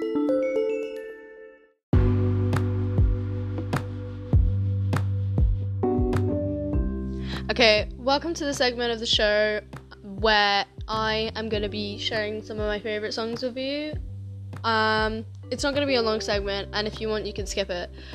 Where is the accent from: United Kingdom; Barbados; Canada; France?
United Kingdom; London; also born or lived in Poland; I moved here, and I've been living here like my whole life